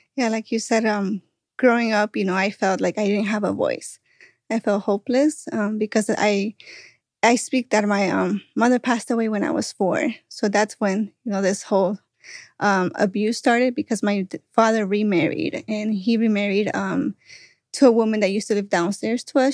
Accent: Florida, United States; moved away; I'm from Florida, so it's really hot over there

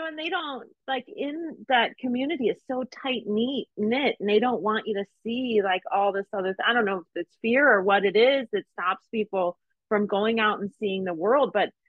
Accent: Ohio, United States; moved away as an adult; also born or lived in Las Vegas; I grew up in Ohio and went to the University of Cincinnati.

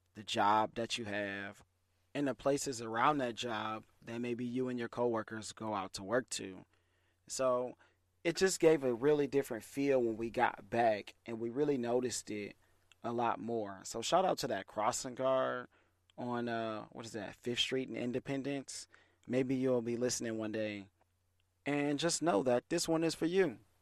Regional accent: Detroit, Michigan, United States; I'm from Detroit, I rep Detroit

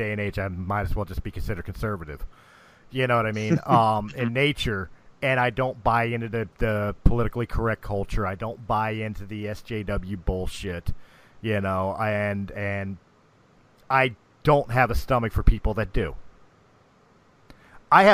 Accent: United States; as an American patriot

